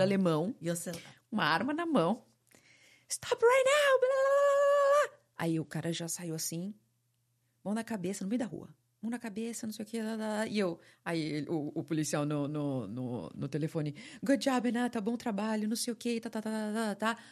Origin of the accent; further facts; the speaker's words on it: São Paulo, Brazil; moved away as an adult; also born or lived in California / San Francisco; now in Florida, United States; eu vim de São Paulo